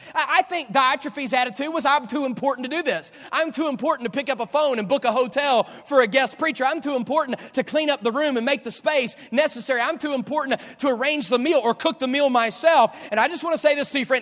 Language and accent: English; Dunbar, West Virginia, United States; also born or lived in California; now in Florida, United States; I grew up in Dunbar, West Virginia.